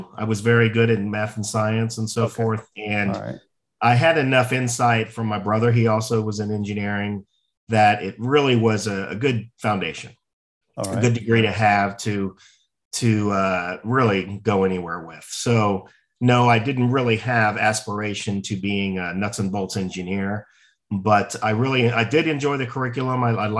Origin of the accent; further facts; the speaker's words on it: Cincinnati, Ohio, United States; Yeah, so I'm the youngest of four and okay. We're all very close in age, a very close family. My parents, we grew up in Cincinnati, Ohio.